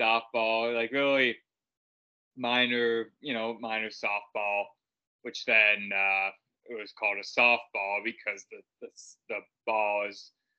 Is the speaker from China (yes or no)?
no; Canada; Obviously, being Canadian, hockey is basically in our blood.